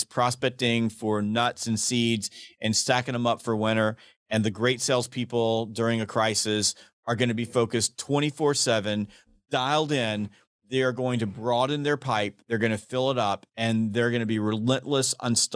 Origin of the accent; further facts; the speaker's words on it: the South, United States; I'm from the South